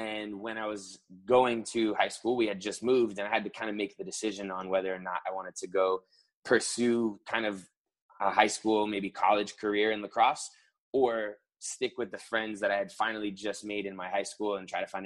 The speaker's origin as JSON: {"language": "English", "town": "West Palm Beach", "region": "Florida", "country": "United States", "tie": "born or raised there", "also_born_or_lived": "Providence, Rhode Island / Fort Lauderdale, Florida / Clemson, South Carolina", "lives_now": "Miami, United States", "said": "I was born in Providence, Rhode Island. And we moved down to like the West Palm Beach area when I was 2. And then 10 years later, kind of jumped down to Fort Lauderdale"}